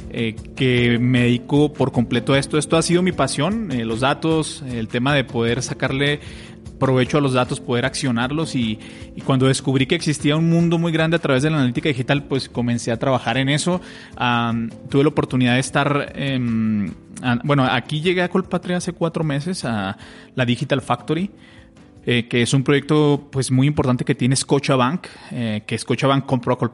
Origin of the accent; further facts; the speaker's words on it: Mexico; moved away as an adult; now in Colombia; yo soy mexicano, pero tengo viviendo en Colombia ocho años.